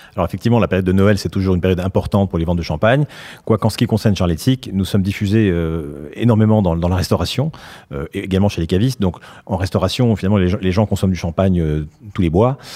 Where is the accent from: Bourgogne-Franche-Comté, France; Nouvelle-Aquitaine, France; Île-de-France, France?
Nouvelle-Aquitaine, France; Basque Country; moved away; also born or lived in Scotland; j'ai passé beaucoup de mon enfance au Pays Basque et en Écosse